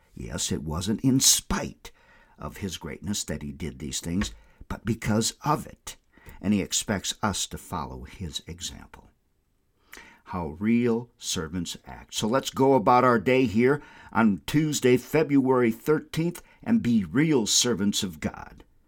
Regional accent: Windom, Minnesota, United States; I had like a hundred customers in my hometown of Wyndham, Minnesota

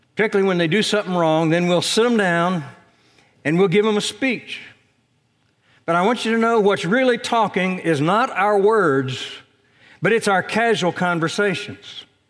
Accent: Indiana, United States; moved away; back in my home state

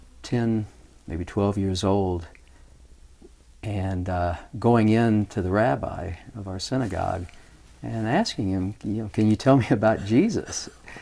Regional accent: Louisville, Kentucky, United States; now in North Carolina, United States; I was born and raised in Louisville, Kentucky.

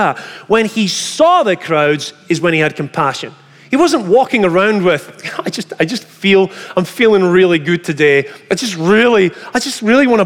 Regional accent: Scotland, United Kingdom; moved away; I come from Scotland

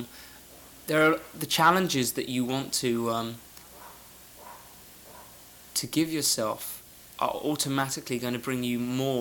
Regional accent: England, United Kingdom; I'm English

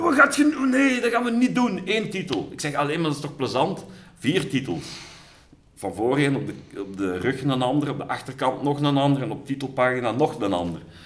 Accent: Sint-Truiden, Flanders, Belgium; ik ben geboren in Sint-Truiden in 1968.

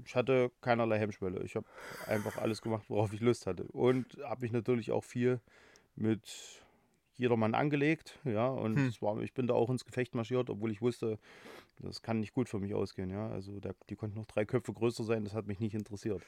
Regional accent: Halle, Saxony-Anhalt, Germany; gebürtiger Hallenser, äh, wohne auch in Halle

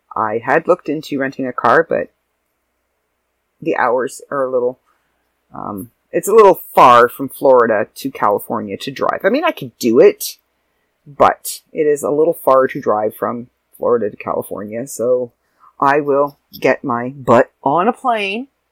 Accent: Canada; I'm Canadian

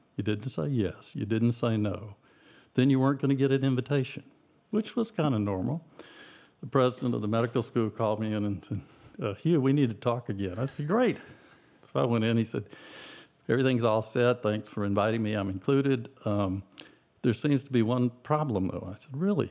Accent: Decatur, Georgia, United States; moved away; also born or lived in Athens, Georgia; we moved to Decatur, which is part of Atlanta where I grew up

